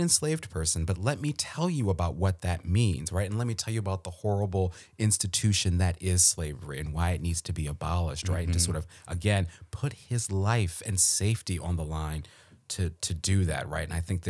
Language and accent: English; Maryland, United States; I think I know a little bit because I'm from Maryland, right? And so in my Maryland public school education